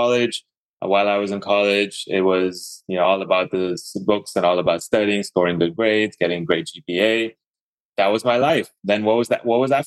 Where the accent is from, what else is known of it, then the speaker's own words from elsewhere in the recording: Dubai, United Arab Emirates; also born or lived in Idaho; now in Atlanta, United States; I was born and brought up in Dubai, the Middle East, and kind of like it was the Middle East, but there were a lot of Indians there